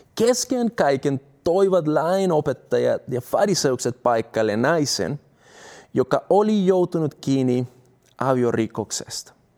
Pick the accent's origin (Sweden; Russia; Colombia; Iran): Colombia; Finnish is a second language; now in Finland; mä oon sieltä kotoisin